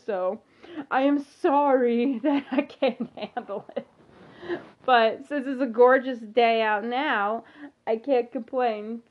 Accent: Philadelphia, Pennsylvania, United States; my hometown, the Philadelphia seventy-sixers

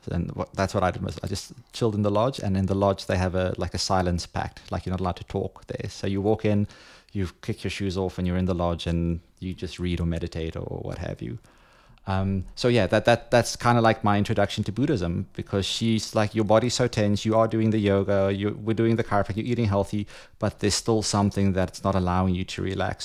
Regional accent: Johannesburg, Gauteng, South Africa; moved away as an adult; now in Ibiza, Spain; I'm originally from Johannesburg. Uh, left there 2010

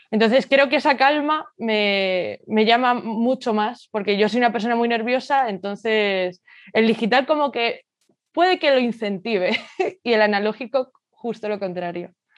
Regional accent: Madrid, Community of Madrid, Spain; nací y crecí en Madrid y es donde actualmente resido

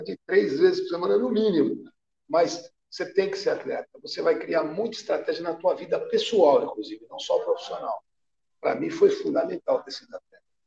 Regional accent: Araçatuba, São Paulo, Brazil; Eu comecei em clube quando era pequeno, lá em Aracatuba

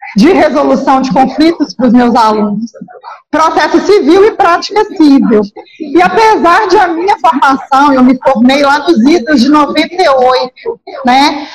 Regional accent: Minas Gerais, Brazil; accent: mineiro

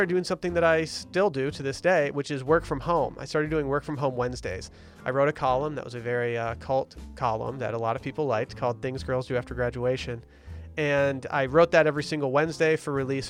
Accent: Harbor Springs, Michigan, United States; my hometown, Harbor Springs, Michigan

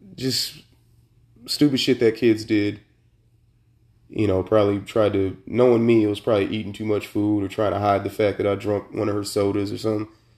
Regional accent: Sacramento, California, United States; I was born and raised in Sacramento, Sacramento, California

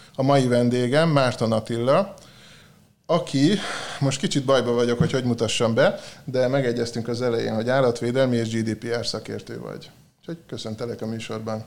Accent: Hungary; moved away; én vidéken éltem, ott nőttem föl

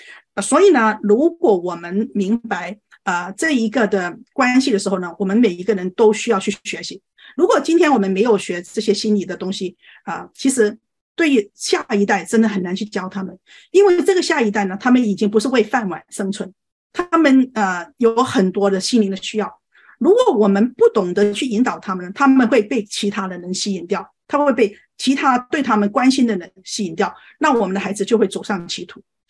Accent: China; 我们呃，作为中国人，我觉得最大的问题就是说对情感没有认知

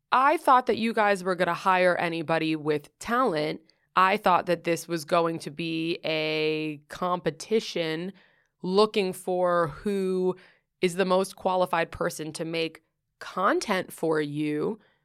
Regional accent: New York City, New York, United States; moved away as an adult; also born or lived in Southern California; I grew up in Greenwich Village, and I grew up doing theater.

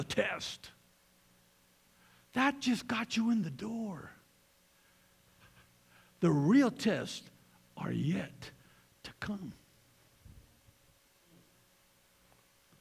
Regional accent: Colorado, United States; we're from Colorado

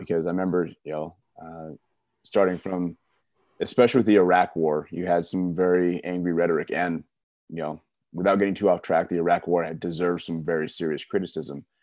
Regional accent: California, United States; growing up in California in the nineties

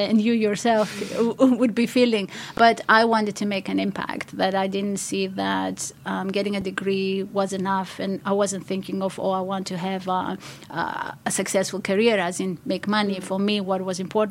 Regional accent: Greece; moved away; I'm from Greece originally

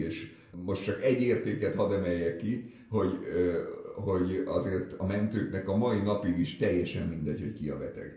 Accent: Budapest, Hungary; ott a Szent István körúton nőttem föl

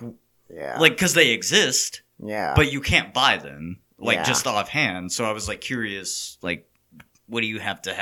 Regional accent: Texas, United States; as a Texan

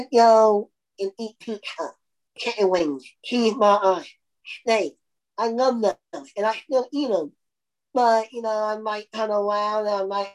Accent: Indiana, United States; I'm from Indiana, and basketball is a big thing here in Indiana

